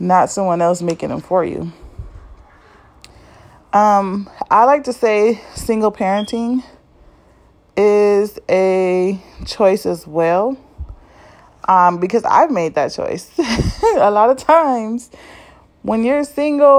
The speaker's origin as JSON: {"language": "English", "town": "Compton", "region": "California", "country": "United States", "tie": "born or raised there", "said": "I grew up in Compton, California in L.A. and some of the bad neighborhoods"}